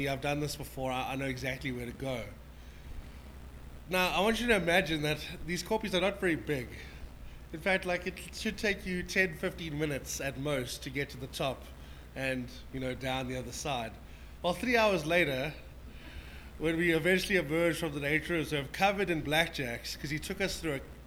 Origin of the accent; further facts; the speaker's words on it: Johannesburg, Gauteng, South Africa; we grew up in Mondial, by the way, which is the pearl of South Africa. It's in the south of Joburg